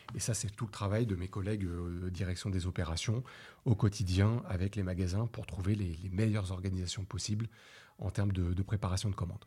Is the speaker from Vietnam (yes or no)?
no; France; on est des Français, on aime la gastronomie, c'est culturel.